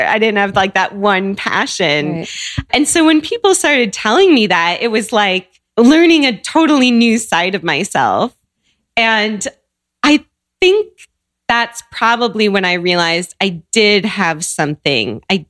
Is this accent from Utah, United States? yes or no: no; Seattle, Washington, United States; So I grew up in Seattle.